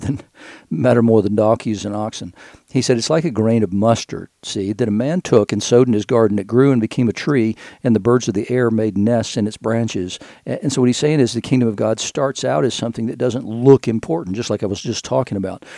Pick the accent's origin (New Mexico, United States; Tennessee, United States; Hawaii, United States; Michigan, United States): Tennessee, United States; Knoxville; also born or lived in Chattanooga / Pawleys Island; now in Asheville, United States; when I was growing up in Knoxville